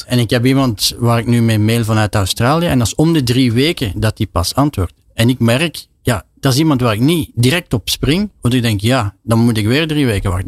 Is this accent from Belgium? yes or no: yes; Belgium; als Belg